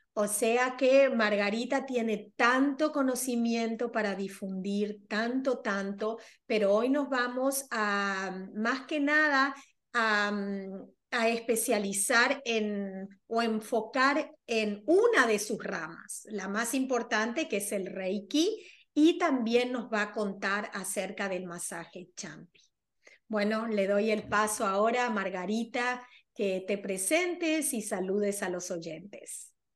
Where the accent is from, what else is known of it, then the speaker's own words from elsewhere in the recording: Argentina; now in New York, United States; yo soy argentina, pero resido en Nueva York